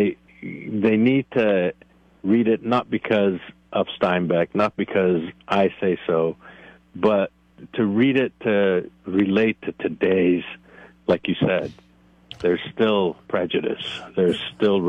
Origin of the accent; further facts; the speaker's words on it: Northeast, United States; moved away; I grew up in the Northeast